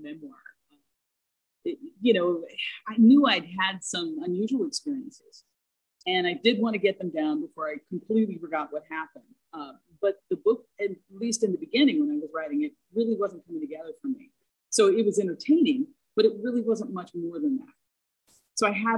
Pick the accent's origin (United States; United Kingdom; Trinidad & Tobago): United States; Texas; moved away; I spent my formative teen years in Texas